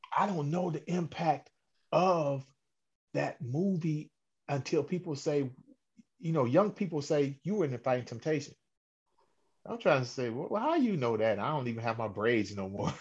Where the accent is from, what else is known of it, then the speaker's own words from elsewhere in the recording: Cleveland, Ohio, United States; born and raised in Cleveland, Ohio